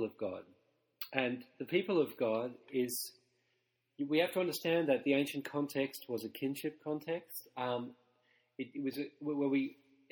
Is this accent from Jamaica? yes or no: no; Australia; now in Vancouver, Canada; I'm an Aussie. That's where I'm from. So I'm from the sun. I grew up wrestling crocodiles